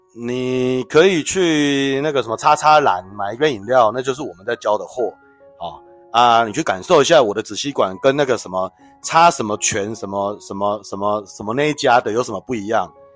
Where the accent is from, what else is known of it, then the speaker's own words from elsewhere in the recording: Taiwan; 我们台湾没这个习惯啦